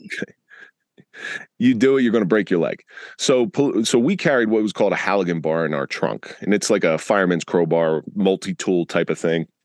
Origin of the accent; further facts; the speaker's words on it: Atlantic City, New Jersey, United States; I grew up in the Atlantic City area in the 80s